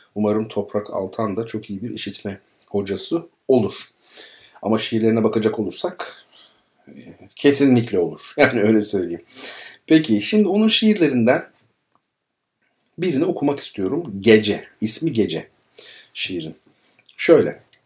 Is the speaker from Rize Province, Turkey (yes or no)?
no; Izmir, Turkey; kendi çocukluğum İzmir Karşıyaka